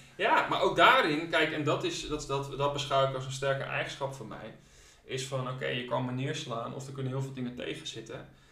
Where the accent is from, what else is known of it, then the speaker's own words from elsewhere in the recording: Leeuwarden, Friesland, Netherlands; geboren en getogen Leeuwarder in Friesland